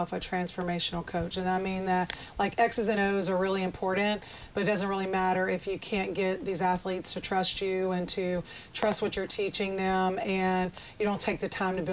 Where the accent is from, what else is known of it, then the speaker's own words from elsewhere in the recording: Baton Rouge, Louisiana, United States; moved away as an adult; also born or lived in Memphis, Tennessee; now in Hattiesburg, United States; I'm originally from Baton Rouge, Louisiana